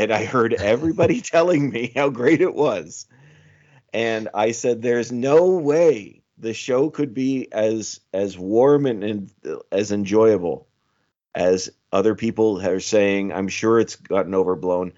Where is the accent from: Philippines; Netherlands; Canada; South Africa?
Canada; accent: Canadian; my Canadian accent